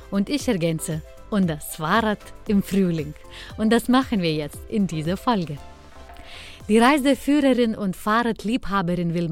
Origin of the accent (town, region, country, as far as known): Lithuania; born or raised there